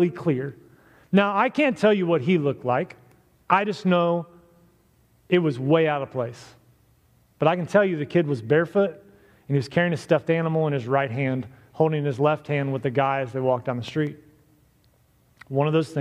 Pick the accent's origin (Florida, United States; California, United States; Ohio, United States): Ohio, United States; Miamisburg; I grew up in Miamisburg